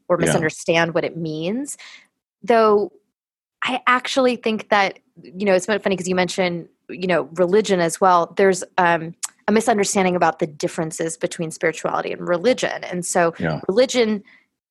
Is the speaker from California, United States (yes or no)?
yes; Los Angeles, California, United States; growing up in Los Angeles